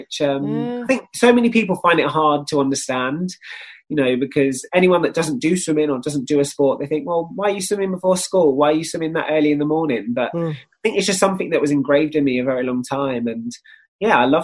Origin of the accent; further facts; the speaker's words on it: Kent, South East England, United Kingdom; Kent. Yeah, I grew up in just outside of London